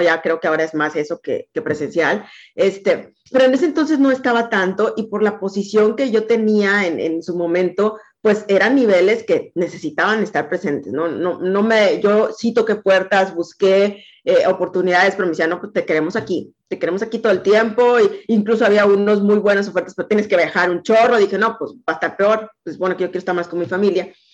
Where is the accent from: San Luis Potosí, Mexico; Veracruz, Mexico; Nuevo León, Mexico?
Veracruz, Mexico; moved away as an adult; now in Monterrey, Mexico; yo soy de Veracruz, pero ya tengo 26 años viviendo acá en Monterrey